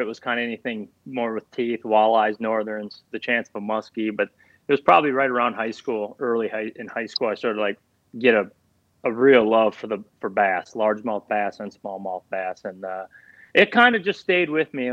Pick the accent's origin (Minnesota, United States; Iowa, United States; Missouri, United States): Minnesota, United States; I was born and raised in Minnesota